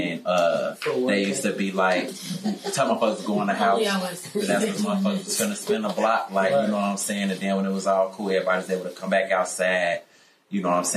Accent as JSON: {"language": "English", "town": "Chicago", "region": "Illinois", "country": "United States", "tie": "born or raised there", "said": "I'm a South Side nigga"}